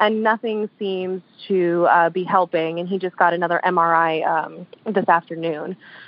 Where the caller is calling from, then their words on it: Apopka, Florida, United States; I am calling from Apopka, Florida.